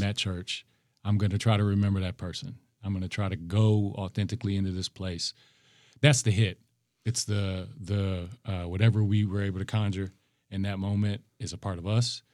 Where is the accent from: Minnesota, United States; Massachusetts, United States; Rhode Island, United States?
Minnesota, United States; Minneapolis; I'm from the north side